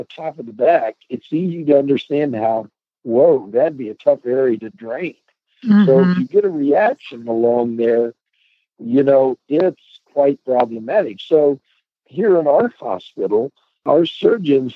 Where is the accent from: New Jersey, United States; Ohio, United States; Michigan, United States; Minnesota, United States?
Ohio, United States; Delaware; I grew up in Delaware, Ohio